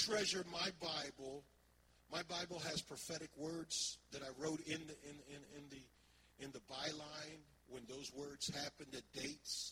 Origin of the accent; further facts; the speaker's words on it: Philadelphia, Pennsylvania, United States; moved away; I thought that Philadelphia was my hometown, but it's not the hometown of my, it was the hometown of my childhood